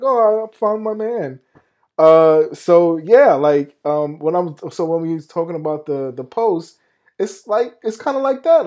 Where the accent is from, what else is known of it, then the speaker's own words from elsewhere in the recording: New York, United States; moved away as an adult; living in New York, growing up in New York